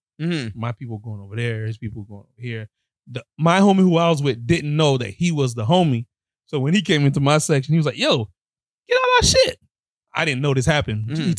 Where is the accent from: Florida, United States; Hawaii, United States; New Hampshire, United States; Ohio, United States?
Florida, United States; Miami; I am from Miami, bro.